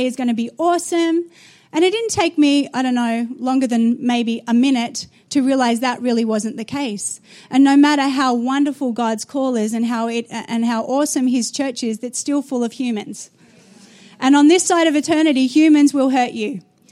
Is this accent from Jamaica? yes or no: no; Australia; moved away as an adult; also born or lived in New Zealand; I was born in Australia, got married at 17, moved to the nation of New Zealand to become a youth pastor